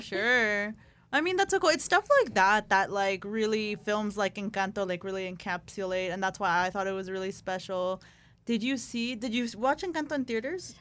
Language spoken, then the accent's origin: English; Tijuana, Baja California, Mexico; I'm from Tijuana